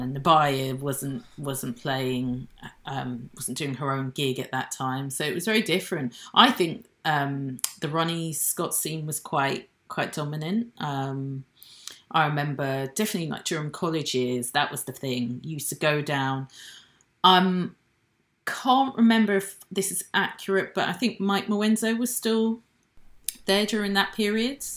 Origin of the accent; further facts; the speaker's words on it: Nigeria; now in United Kingdom; I'm British, I have a British passport, um, but I wasn't born in this country. I was born in Nigeria